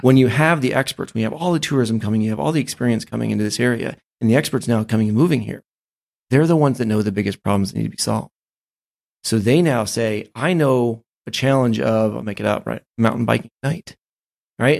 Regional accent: Ohio, United States; also born or lived in Maine; I grew up most of my life in Ohio because that's where my family was from

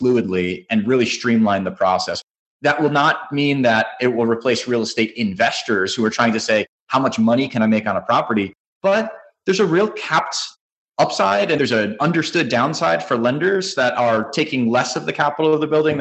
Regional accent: New Jersey, United States; now in Florida, United States; I grew up in New Jersey, but I'm now currently in Florida

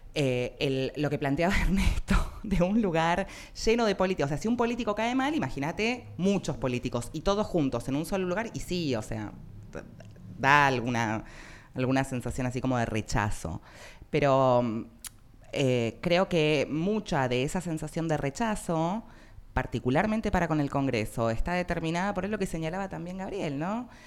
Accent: Argentina; somos argentinos

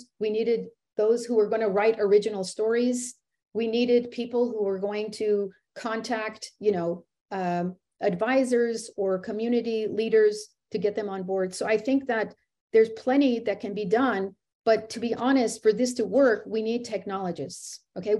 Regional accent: United States; I was born here in America. So I am American

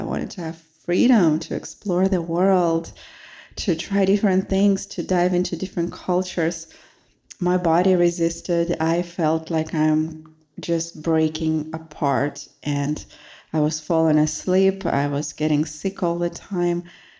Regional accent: Russia; moved away as an adult; now in United States; So I came from Russia to study and to become successful and to impress my family.

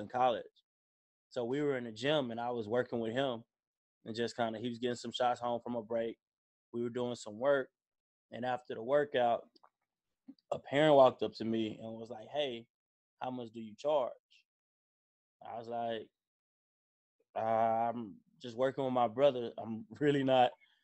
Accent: Dallas, Texas, United States; also born or lived in Indiana; I'm from Dallas. Played basketball at Carter High School.

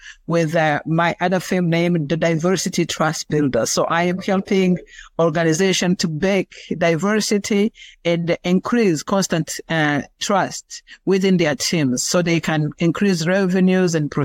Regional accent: Rwanda; moved away as an adult; now in United States; I am originally from Rwanda. I came to America in 2009 as a refugee

